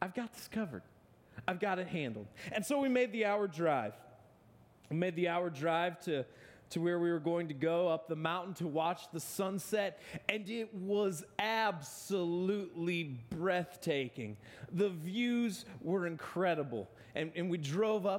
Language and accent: English; Akron, Ohio, United States; Born and bred in Akron, Ohio